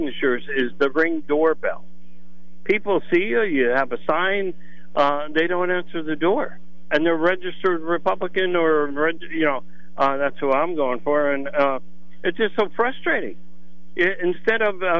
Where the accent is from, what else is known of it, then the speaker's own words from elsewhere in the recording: Schuylkill County, Pennsylvania, United States; I'm from Schuylkill County.